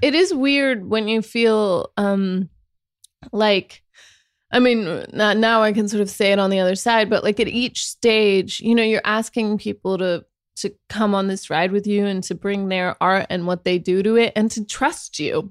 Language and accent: English; Sacramento, California, United States; accent: Sacramento